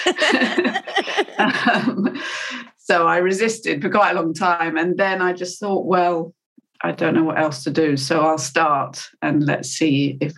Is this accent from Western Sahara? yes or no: no; United Kingdom; I'm British